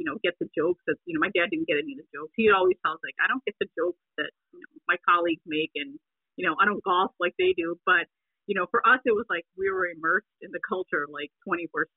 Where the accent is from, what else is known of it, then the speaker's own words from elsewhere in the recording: Lincolnwood, Illinois, United States; also born or lived in Lakeview, Chicago / Rogers Park, Chicago; When I was born, I was born in Lakeview, right by my dad's hospital.